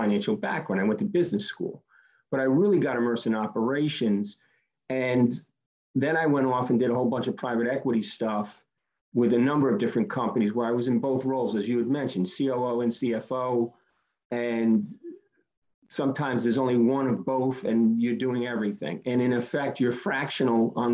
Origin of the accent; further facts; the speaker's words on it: Rhode Island, United States; I grew up in Rhode Island, and I would come out of a blue collar family